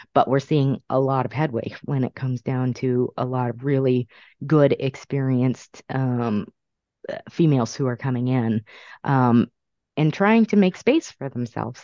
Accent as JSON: {"language": "English", "region": "California", "country": "United States", "tie": "born or raised there", "also_born_or_lived": "Brooklyn, New York", "moved": "yes", "lives_now": "Massachusetts, United States", "said": "I was born in Brooklyn, raised in California, ended up here in Massachusetts for the last 23 years"}